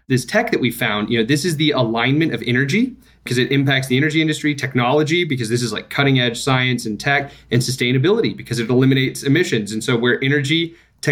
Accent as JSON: {"language": "English", "town": "Midland", "region": "Texas", "country": "United States", "tie": "born or raised there", "said": "I grew up in Midland, Texas."}